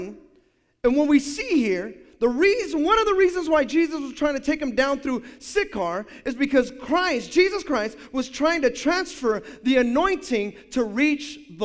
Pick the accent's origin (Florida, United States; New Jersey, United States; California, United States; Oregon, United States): California, United States; Hayward